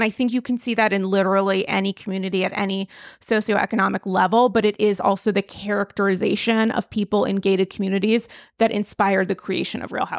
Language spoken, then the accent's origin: English; Rhode Island, United States; when I think suburban, I sort of think like my hometown in Rhode Island, like, you know, houses and stuff and like people not really necessarily talking to each other.